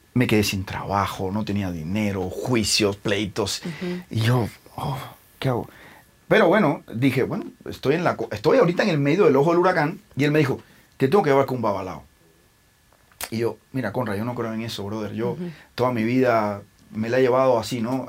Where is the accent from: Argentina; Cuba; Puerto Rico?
Cuba; moved away as an adult; also born or lived in Milan, Italy; now in Mexico; soy cubano, pero y por más que crecí en Cuba, bueno, me salí muy joven, me salí a los 22 y me fui a vivir a Italia, a Milán